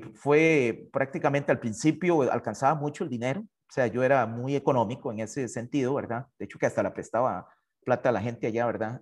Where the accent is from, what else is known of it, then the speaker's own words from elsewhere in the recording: Hatillo, San José, Costa Rica; yo soy de Atillo, ah, originario de una familia muy humilde